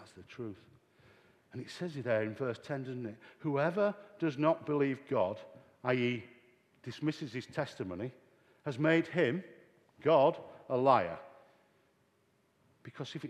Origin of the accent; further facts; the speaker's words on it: Yorkshire and the Humber, United Kingdom; We used to say in Yorkshire, Oat for note.